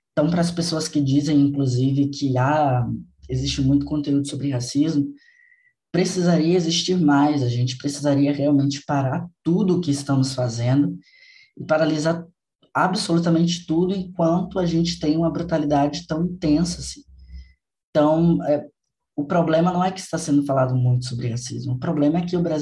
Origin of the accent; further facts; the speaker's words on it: Salvador, Bahia, Brazil; Eu sou baiano, eu sou de Salvador